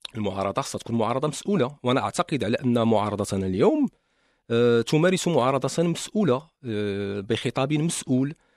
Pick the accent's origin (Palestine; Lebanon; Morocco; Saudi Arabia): Morocco; عندنا في المغرب